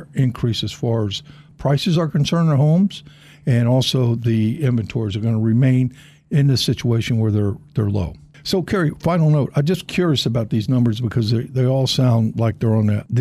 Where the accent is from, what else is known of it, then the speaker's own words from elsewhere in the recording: Miami, Florida, United States; I was born and raised in Florida, and in particular Miami